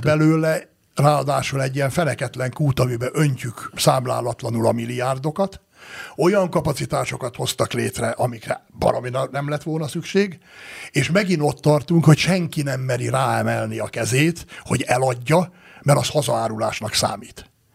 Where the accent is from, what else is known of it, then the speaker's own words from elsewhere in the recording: Great Hungarian Plain, Hungary; now in Tokaj region, Hungary; annak a Alföldnek, ahol én születtem, és ahonnan én ide származtam erre a vidékre